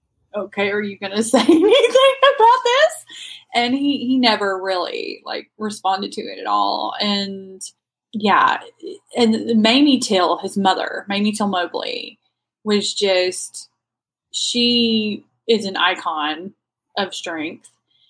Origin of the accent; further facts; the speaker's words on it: Gadsden, Alabama, United States; moved away as an adult; now in Mississippi, United States; I grew up in Alabama, lived in Mississippi for about 15, 16 years now.